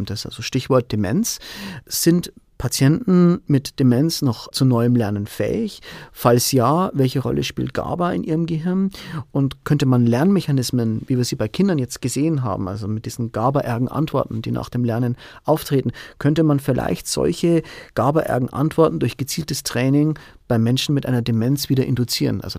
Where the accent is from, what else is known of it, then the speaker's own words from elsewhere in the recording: Bavaria, Germany; Also ich komme ursprünglich aus der Oberpfalz, meine Familie lebt hier, meiner Frau gefällt es hier sehr gut.